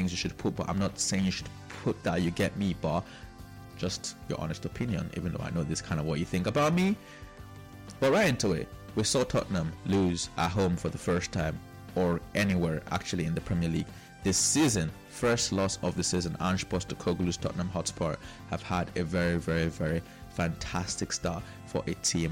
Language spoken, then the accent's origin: English; Nigeria; I am Nigerian